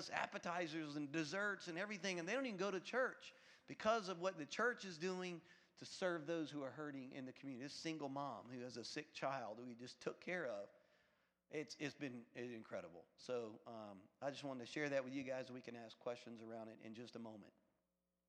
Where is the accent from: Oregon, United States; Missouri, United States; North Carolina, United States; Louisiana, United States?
Louisiana, United States; now in Florida, United States; I'm from Louisiana